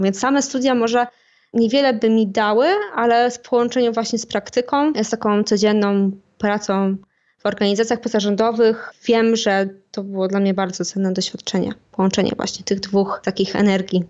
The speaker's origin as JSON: {"language": "Polish", "country": "Poland"}